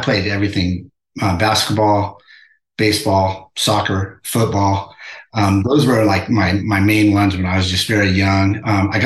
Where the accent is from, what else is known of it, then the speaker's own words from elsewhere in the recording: La Mirada, California, United States; also born or lived in Whittier, California; now in Temecula, United States; I was born in Whittier, California, and I grew up in a city called La Mirada, just right next to Whittier.